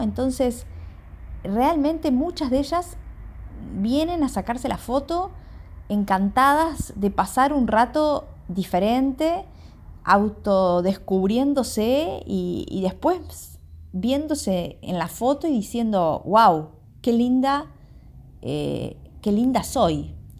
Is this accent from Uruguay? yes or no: yes; Montevideo, Uruguay; soy de Montevideo, de Uruguay